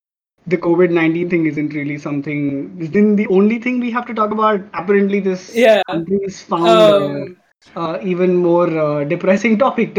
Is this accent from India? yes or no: yes; India; we are from India